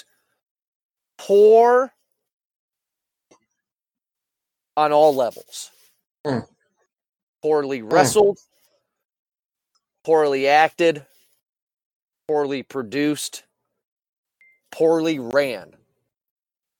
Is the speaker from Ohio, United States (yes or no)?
yes; Toledo, Ohio, United States; Toledo, Ohio, my hometown here